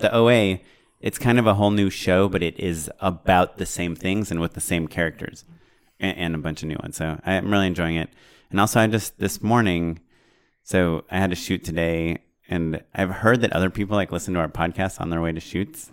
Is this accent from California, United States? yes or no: yes; Orange County, California, United States; I grew up in Orange County, and they have the Irvine Spectrum